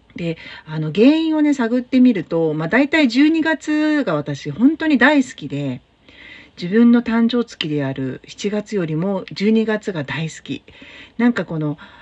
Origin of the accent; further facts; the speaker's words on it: Tokyo, Japan; now in Fukuoka, Japan; 東京の私の実家